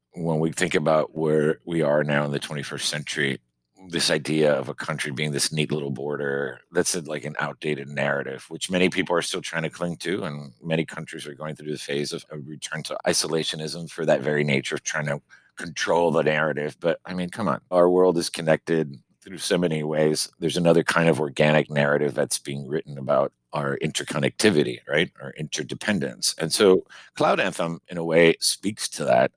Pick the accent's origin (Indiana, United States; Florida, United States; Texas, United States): Florida, United States; Miami; moved away as an adult; now in Maine, United States; growing up in Miami, you know, Cuban